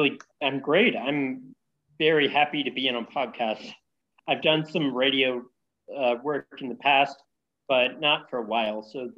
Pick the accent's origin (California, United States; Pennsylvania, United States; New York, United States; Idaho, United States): California, United States; San Francisco Bay Area; moved away as an adult; also born or lived in Ohio; now in Vietnam; So I'm from California, the San Francisco Bay Area, to be exact.